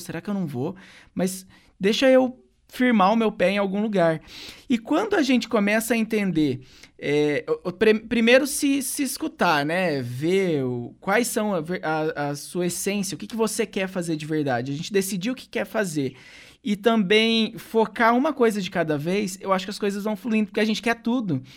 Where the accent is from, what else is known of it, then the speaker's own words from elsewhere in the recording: Santo Antônio da Platina, Paraná, Brazil; moved away as an adult; also born or lived in Ponta Grossa; eu saí de Santo Antônio lá no meu país, Santo Antônio da Platina, quando eu fui para Ponta Grossa